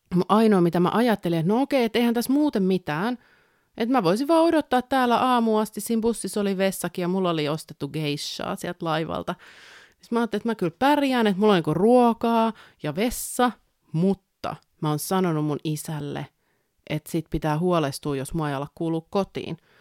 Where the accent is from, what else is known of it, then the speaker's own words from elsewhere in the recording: a small town in southern Finland, Finland; tähän eteläsuomalaiseen pikkukaupunkiin, mistä olen kotoisin